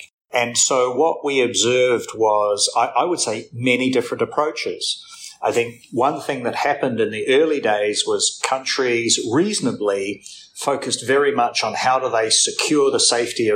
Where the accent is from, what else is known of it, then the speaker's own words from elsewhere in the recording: New Zealand; moved away as an adult; also born or lived in Thailand / India; now in Singapore; I'm a Kiwi